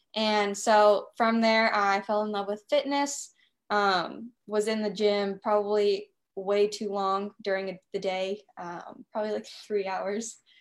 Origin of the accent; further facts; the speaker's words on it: Nashville, Tennessee, United States; I am from Nashville, Tennessee. I live here with my fiance and two dogs.